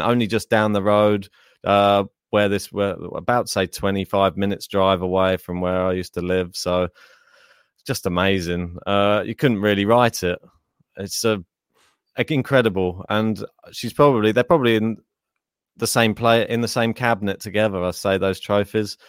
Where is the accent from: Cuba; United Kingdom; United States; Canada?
United Kingdom; we have a very multicultural society